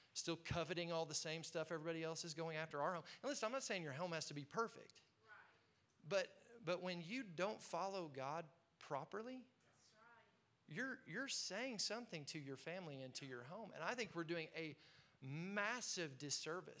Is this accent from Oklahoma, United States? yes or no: yes; Tulsa, Oklahoma, United States; I'm growing up in Tulsa, Oklahoma